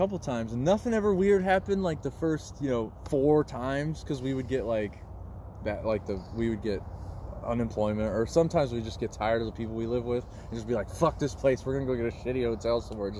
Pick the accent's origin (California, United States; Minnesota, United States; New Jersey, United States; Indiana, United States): Indiana, United States; South Bend; we're from South Bend.